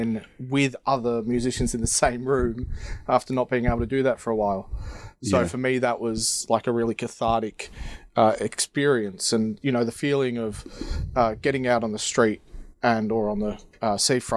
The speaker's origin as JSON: {"language": "English", "country": "Australia", "moved": "yes", "lives_now": "Robertsbridge, United Kingdom", "said": "makes me local as far as being an Australian"}